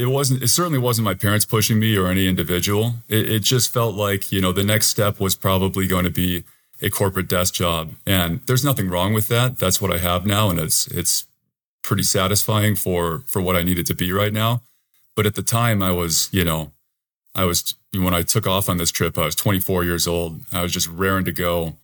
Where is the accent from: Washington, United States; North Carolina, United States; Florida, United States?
Washington, United States; Tacoma; I'm from Tacoma, Washington, and I'm currently a banker in Tacoma.